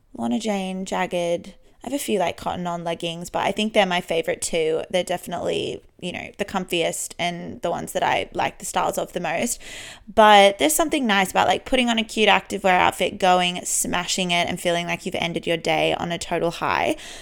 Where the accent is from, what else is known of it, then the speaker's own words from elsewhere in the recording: Sydney, New South Wales, Australia; born and raised in Sydney. I love living here.